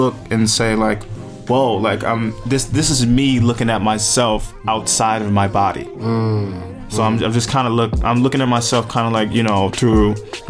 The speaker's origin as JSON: {"language": "English", "town": "Paterson", "region": "New Jersey", "country": "United States", "tie": "born or raised there", "said": "Oh, man. Paterson is as real as it gets."}